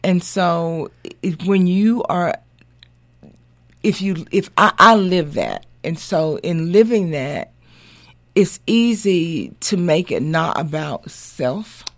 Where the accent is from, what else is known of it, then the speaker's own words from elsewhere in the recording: Montgomery, Alabama, United States; also born or lived in Atlanta, Georgia; I was raised in Montgomery, Alabama